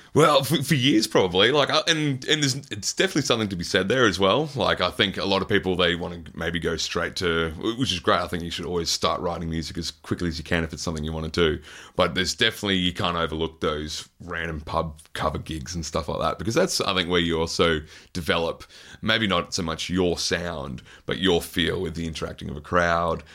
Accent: Queensland, Australia; especially being a Queenslander

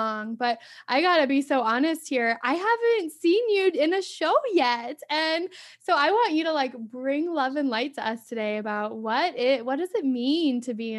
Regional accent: Phoenix, Arizona, United States; Ryan and I, we're from Phoenix, Arizona, like Scottsdale, Arizona

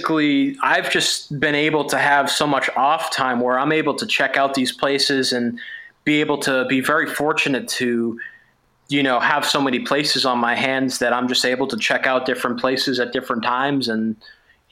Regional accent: Massachusetts, United States; I'm from Massachusetts

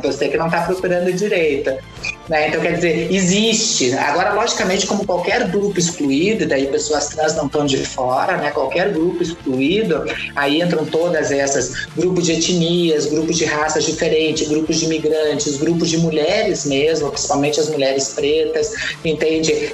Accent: Brazil; a minha terra, que é Paraná e Santa Catarina

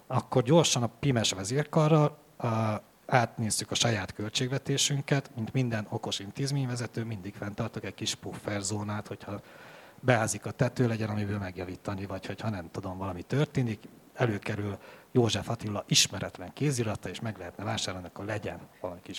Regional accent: Transylvania, Romania; Mondom, nagyon bánt, mert én székely vagyok, és a székelyek nem

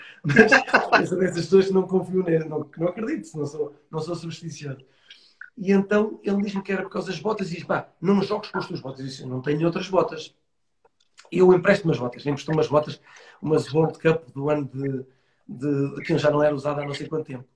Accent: Estoril, Lisbon, Portugal; o Estoril Praia um clube que, que, me viu crescer e que era o clube de, da, minha, da minha terra

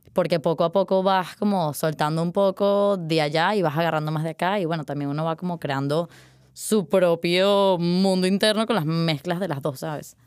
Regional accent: Caracas, Capital District, Venezuela; moved away as an adult; now in Madrid, Spain; me fui de Caracas

